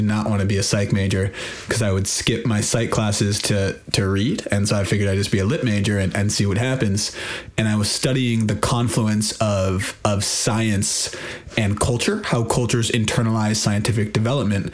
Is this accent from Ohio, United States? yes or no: no; Berkeley area, California, United States; moved away as an adult; also born or lived in New York / Hong Kong; I'm from Berkeley, originally the Berkeley area, a little suburb right next to Berkeley